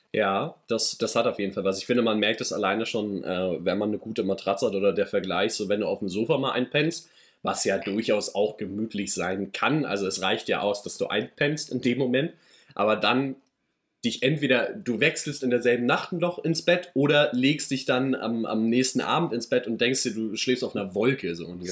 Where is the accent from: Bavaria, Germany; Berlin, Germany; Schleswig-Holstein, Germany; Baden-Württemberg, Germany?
Schleswig-Holstein, Germany; für mich dann immer noch hier als Norddeutscher